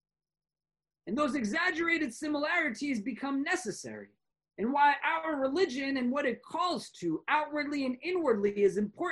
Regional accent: New York, United States; I am a New Yorker because I am not from Chicago

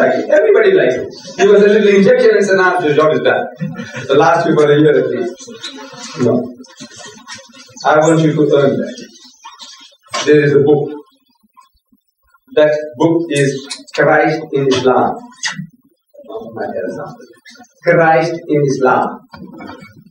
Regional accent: India; English is a second language; moved away; also born or lived in South Africa; my people coming from my village in India, speaking my mother tongue, relations of mine

